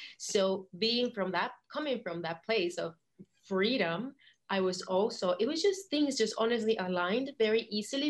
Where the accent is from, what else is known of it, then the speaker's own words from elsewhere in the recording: Puerto Rico; also born or lived in Portugal; I am born and raised in Puerto Rico. Right now I'm in Puerto Rico